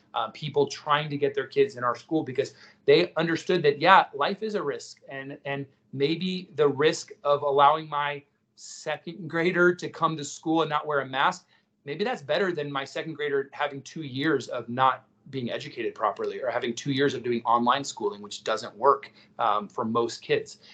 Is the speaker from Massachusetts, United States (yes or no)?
no; Miami, Florida, United States; I was born in Miami